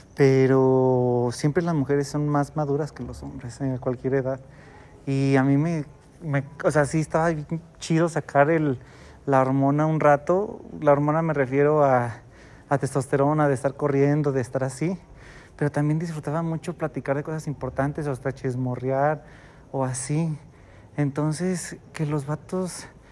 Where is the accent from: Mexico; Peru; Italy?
Mexico; Guadalajara, Jalisco; un tapatío, alguien de Guadalajara